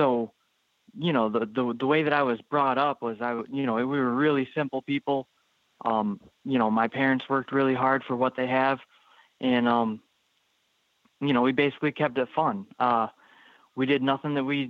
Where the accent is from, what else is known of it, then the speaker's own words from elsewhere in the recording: Bergen, New York, United States; I was born in Bergen, New York.